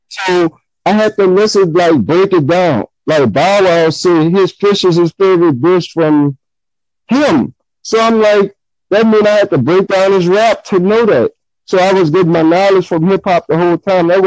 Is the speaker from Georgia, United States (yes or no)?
no; New Orleans, Louisiana, United States; I'm from Gentilly, New Orleans, but I'm originally from the Ninth Ward. So, like my family, my whole family from the Ninth Ward, and I grew up in the Gentilly.